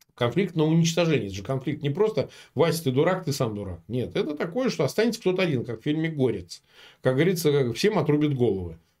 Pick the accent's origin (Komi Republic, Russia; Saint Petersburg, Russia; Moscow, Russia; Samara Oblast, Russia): Samara Oblast, Russia; Samara; moved away; Я вот сам родом из Самары